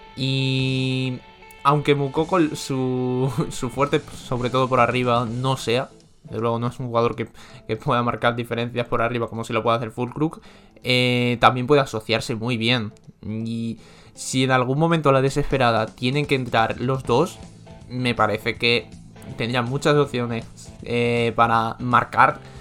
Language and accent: Spanish; Spain; yo como español